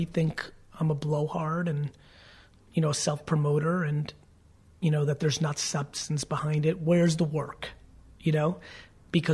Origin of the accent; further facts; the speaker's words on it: New Jersey, United States; I'm definitely a Jersey boy